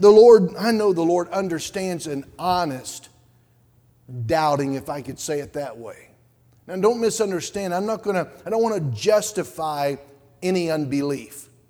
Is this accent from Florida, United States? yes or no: no; Georgia, United States; I said, I'm from Georgia.